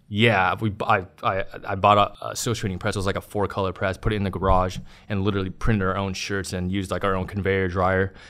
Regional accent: Long Beach, California, United States; in East Side Long Beach, yeah. I was born and raised in East Side

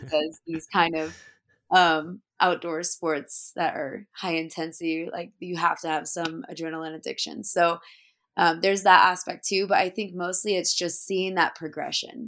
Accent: Dallas, Oregon, United States; I grew up in Dallas, Oregon

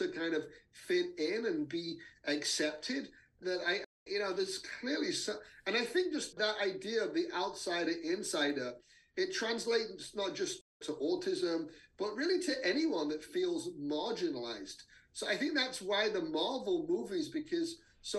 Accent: England, United Kingdom; moved away; I grew up in England

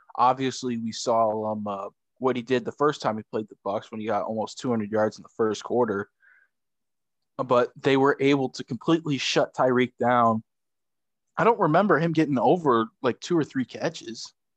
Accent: Chicago, Illinois, United States; We're all from Chicago

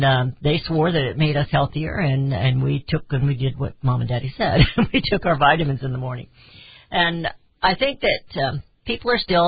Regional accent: Raytown, Missouri, United States; I grew up in Raytown area

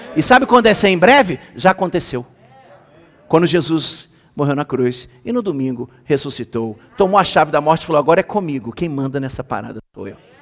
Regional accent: Rio de Janeiro, Brazil; eu sou carioca, eu sou do pagode

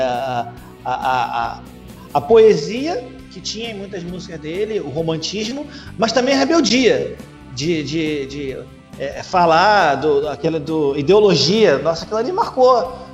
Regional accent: Rio de Janeiro, Brazil; aqui do Rio, então, cara, pô, a minha infância foi ouvindo, foi ouvindo esses caras

